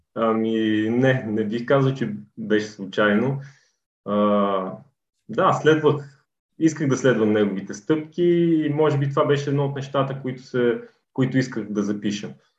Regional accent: Kozloduy, Vratsa Province, Bulgaria; also born or lived in Sofia; от София съм родом, по принцип, но като цяло съм израсъл. Голяма част от живота ми е преминал в е, Козузо и тъй като моето семейство още в началото на 10-те години се е преместил да живее тук. Та и аз съм израснал тук

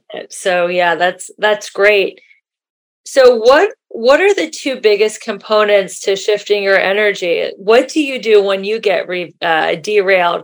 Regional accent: Cincinnati, Ohio, United States; moved away; I grew up in Cincinnati, Ohio

